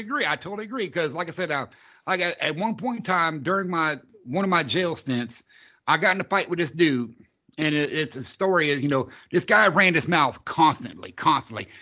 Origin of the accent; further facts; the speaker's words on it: Florida, United States; I'm a southerner. I'm from Florida